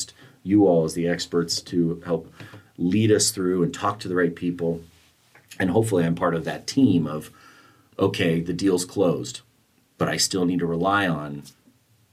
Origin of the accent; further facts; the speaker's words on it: Santa Barbara, California, United States; I grew up in Santa Barbara.